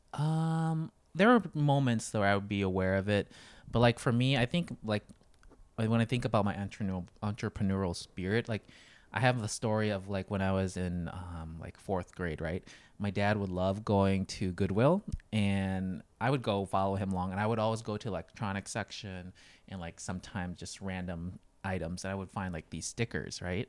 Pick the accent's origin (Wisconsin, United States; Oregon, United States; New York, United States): Wisconsin, United States; Janesville; born or raised there; moved away as an adult; also born or lived in Thailand / Los Angeles / Hawaii